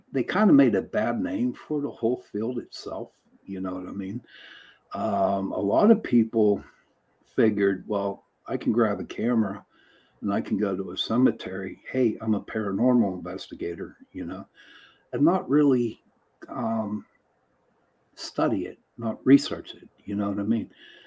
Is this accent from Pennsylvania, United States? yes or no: yes; Pittsburgh, Pennsylvania, United States; I'm from Pittsburgh, Pennsylvania